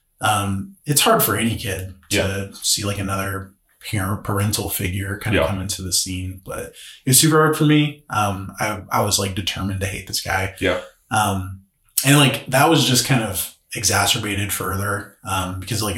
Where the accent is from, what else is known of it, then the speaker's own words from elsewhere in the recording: Joplin, Missouri, United States; I grew up here in Joplin